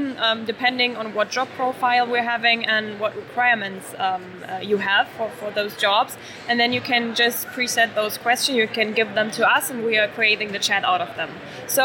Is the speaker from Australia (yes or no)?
no; Germany; I think, I mean, we're from Germany.